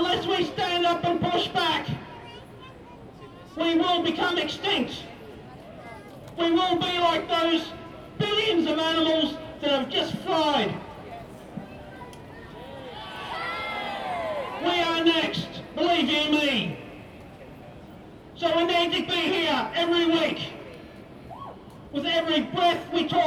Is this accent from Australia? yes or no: yes; Brisbane, Queensland, Australia; moved away; also born or lived in New South Wales; I grew up here in Brisbane, born here in 1969